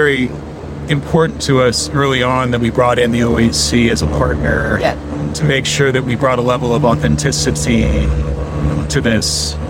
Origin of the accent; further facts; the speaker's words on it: North Idaho, United States; I grew up gay in North Idaho, and I went to a very religious school that taught that people like me shouldn't exist.